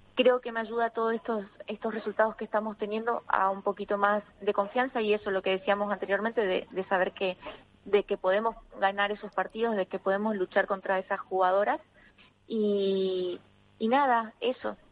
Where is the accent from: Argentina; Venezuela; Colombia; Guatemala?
Argentina; now in Madrid, Spain; poder ser un referente en mi país